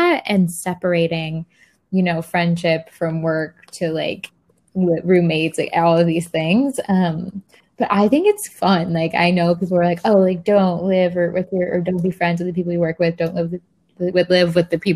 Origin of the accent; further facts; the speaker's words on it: Florida, United States; moved away; I went back to my hometown, Florida